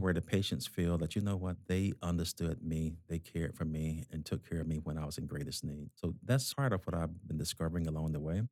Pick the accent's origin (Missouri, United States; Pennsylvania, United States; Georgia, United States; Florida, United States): Georgia, United States; accent: South South, South Boston; moved away as an adult; now in Massachusetts, United States; I'm originally from Georgia